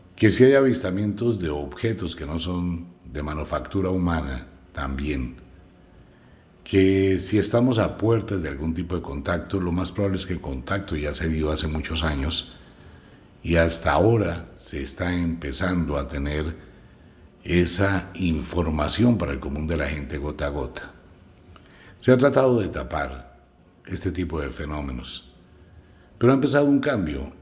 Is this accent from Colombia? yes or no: yes; Colombia; Como colombiano, vivo en Colombia